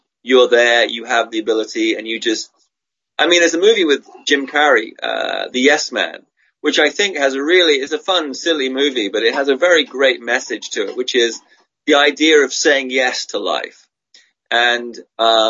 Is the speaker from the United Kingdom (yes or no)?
yes; England, United Kingdom; also born or lived in Australia; now in Hong Kong; I'm remain at heart an Australian guy, Swedish Australian guy born and raised in England. And I'm in Hong Kong and I'm in China.